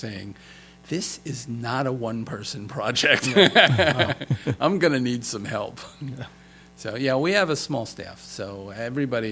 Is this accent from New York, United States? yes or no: yes; Levittown, New York, United States; I grew up in Levittown here on Long Island